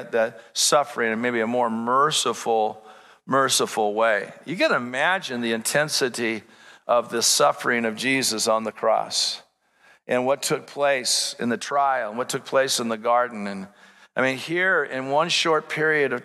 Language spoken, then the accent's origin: English; United States; as an American